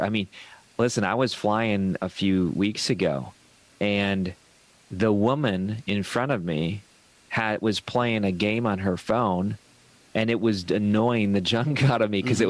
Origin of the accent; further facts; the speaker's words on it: Ohio, United States; I come from Ohio